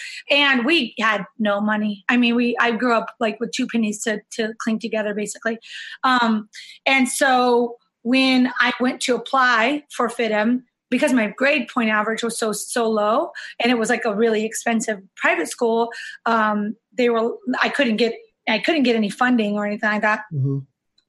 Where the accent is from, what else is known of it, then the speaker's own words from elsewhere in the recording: Yuma, Arizona, United States; also born or lived in San Diego; So I'm from a small town in Arizona, Yuma, Arizona. It's like right on the border of Mexico and California. My stepdad was in the military, and we ended up moving to San Diego when I was fifth grade.